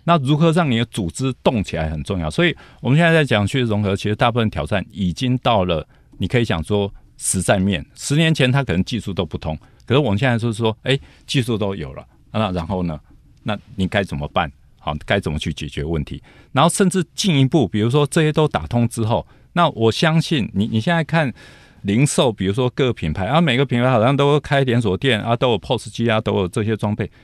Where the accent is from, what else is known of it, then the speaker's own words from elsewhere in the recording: Taiwan; 我们台湾人比较不竞争导向啊，好像比较没有狼性啊。